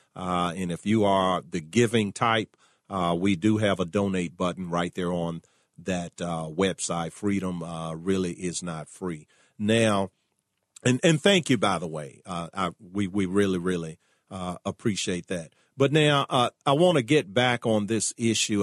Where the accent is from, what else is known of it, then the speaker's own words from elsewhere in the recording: Richmond, Virginia, United States; My hometown of Richmond, Virginia